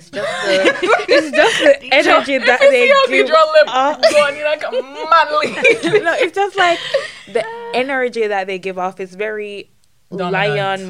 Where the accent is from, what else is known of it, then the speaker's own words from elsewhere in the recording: Saint Andrew, Jamaica; moved away as an adult; now in United States; I'm from St. Andrew, Jamaica, you know, right above Kingston.